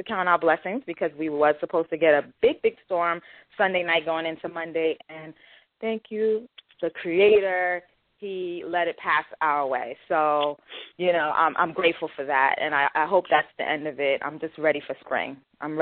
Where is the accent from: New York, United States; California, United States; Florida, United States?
New York, United States; New York City; I grew up in the Bronx, the Northeast Bronx, in a section of the Bronx called Co-op City. And, I grew up there, pretty much born and raised.